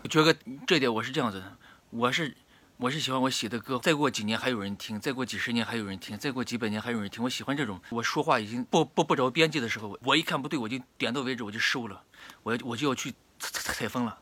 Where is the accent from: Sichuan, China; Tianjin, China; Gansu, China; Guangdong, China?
Gansu, China; Baiyin; 白银，甘肃白银